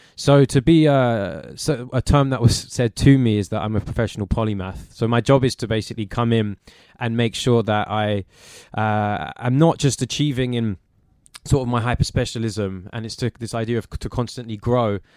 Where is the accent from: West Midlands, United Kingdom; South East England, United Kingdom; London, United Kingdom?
London, United Kingdom; growing up in Walthamstow